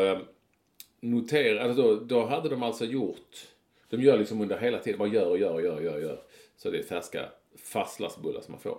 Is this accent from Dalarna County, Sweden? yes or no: no; Malmö, Skåne, Sweden; under min tid när jag var ung i Malmö